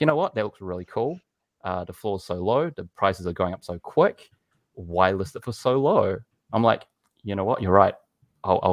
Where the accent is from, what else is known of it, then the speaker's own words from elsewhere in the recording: New Zealand; I'm from New Zealand